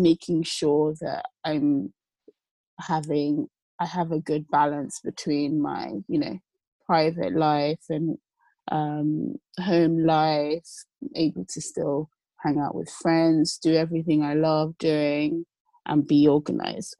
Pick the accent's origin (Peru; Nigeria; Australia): Nigeria; also born or lived in London / Lagos; I sort of hybridly living between London and Lagos, Nigeria. I'm Nigerian